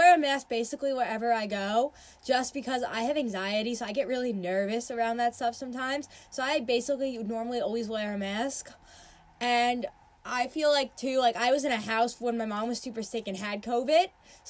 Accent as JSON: {"language": "English", "area": "Long Island", "region": "New York", "country": "United States", "tie": "born or raised there", "said": "I lived in Long Island my whole life"}